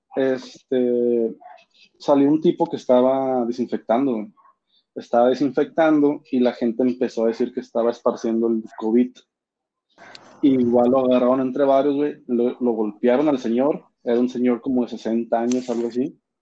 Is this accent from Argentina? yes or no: no; Mexico; Somos vecinos de Estados Unidos